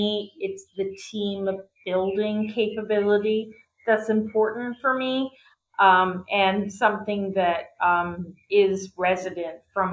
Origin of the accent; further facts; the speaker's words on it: West Virginia, United States; I was born in West Virginia, and I kind of came out of nothing.